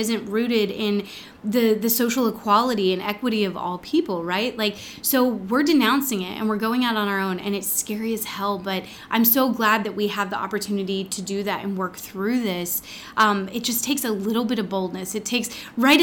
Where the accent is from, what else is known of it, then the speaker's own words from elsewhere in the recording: Texas, United States; growing up in Texas